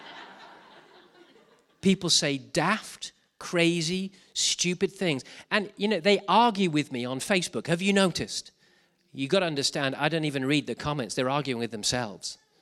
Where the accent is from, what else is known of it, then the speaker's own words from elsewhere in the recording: Wales, United Kingdom; speaking as a Welshman